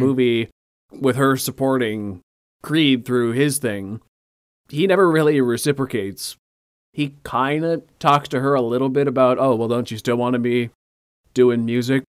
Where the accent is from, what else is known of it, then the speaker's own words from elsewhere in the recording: Canada; I'm coming from Canada